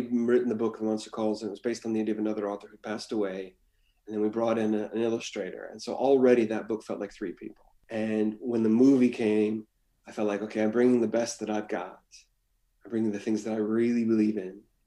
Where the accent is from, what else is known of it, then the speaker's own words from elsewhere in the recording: Washington, United States; also born or lived in Hawaii; as an American in the West, I grew up in Hawaii and in Washington State